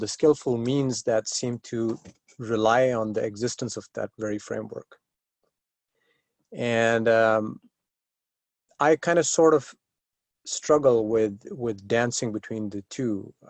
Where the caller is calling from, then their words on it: San Diego, California, United States; Oh, I'm right now in San Diego, California.